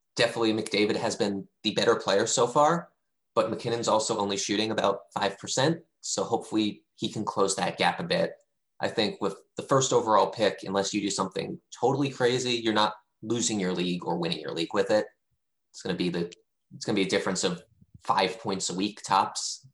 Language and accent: English; D.C., District of Columbia, United States; now in Seattle, United States; I grew up outside of Washington, D.C.